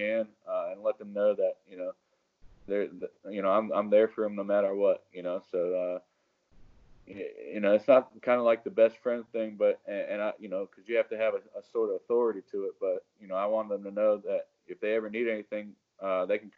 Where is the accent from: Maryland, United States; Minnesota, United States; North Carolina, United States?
North Carolina, United States; also born or lived in Connecticut; I was born in Connecticut. My family moved down here when I was in fifth grade. I went to Sun Valley